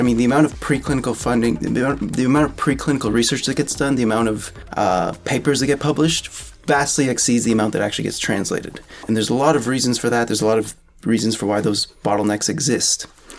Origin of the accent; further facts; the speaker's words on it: Canada; I think part of it is due to the national identity in some sense of being Canadian.